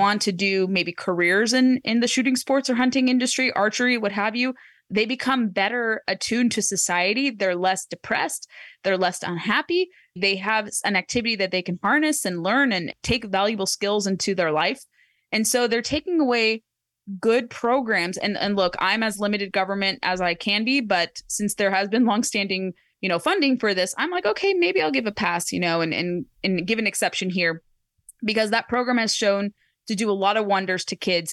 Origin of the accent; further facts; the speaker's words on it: Orange County, California, United States; moved away; my hometown in Orange County